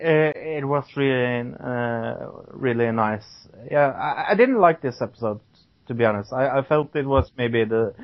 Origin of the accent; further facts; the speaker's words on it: Norway; I'm Norwegian.